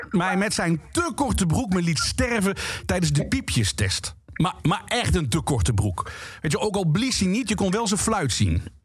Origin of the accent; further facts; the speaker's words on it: Limburg, Netherlands; Ik ben geboren en getogen in Limburg.